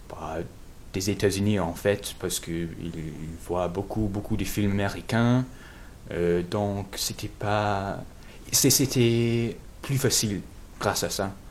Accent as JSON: {"language": "French", "region": "England", "country": "United Kingdom", "tie": "born there", "second_language": "French", "said": "Je suis anglais parce que je suis né en Angleterre, mais aussi je peux dire que je suis américain parce que je crois que je pense un peu comme un américain."}